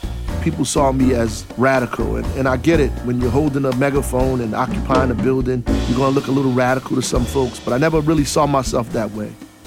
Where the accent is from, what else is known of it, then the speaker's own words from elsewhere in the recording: Newark, New Jersey, United States; I'm from Newark for real, for the good and for the bad.